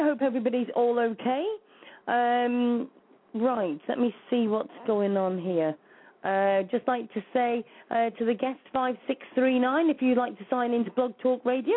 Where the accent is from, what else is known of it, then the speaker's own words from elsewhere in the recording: Shropshire, West Midlands, United Kingdom; I'm from Shropshire.